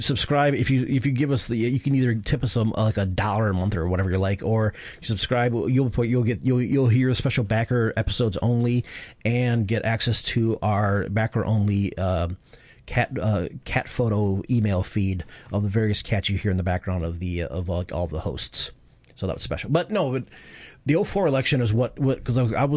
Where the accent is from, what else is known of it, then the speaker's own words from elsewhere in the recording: Flint, Michigan, United States; moved away as an adult; also born or lived in Ann Arbor, Michigan; now in Portland, United States; I'd born and raised in Flint, Michigan